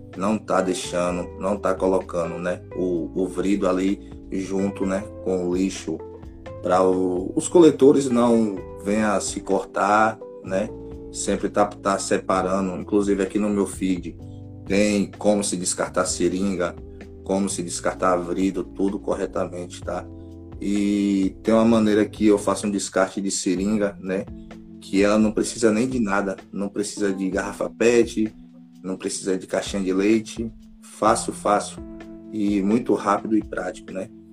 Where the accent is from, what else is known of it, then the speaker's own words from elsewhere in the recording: Feira de Santana, Bahia, Brazil; Sou da cidade de Feira de Santana, daqui da Bahia